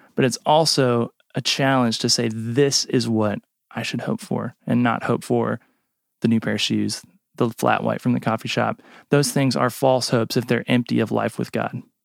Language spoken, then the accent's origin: English; United States; as an American